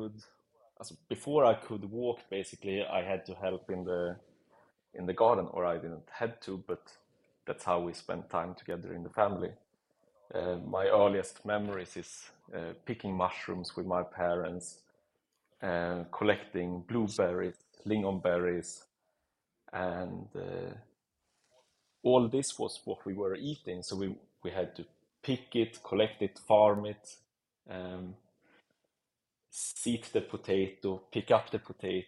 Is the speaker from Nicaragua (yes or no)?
no; Sweden; moved away as an adult; now in Zurich, Switzerland; I'm from Sweden and moved to Zurich, Switzerland, 2012 when I was 20 years old